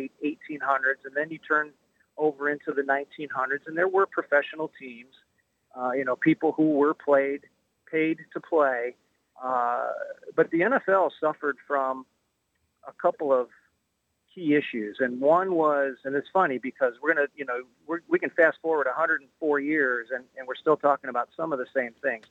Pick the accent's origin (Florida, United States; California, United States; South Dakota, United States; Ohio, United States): Ohio, United States; Northeast; I grew up in Northeast Ohio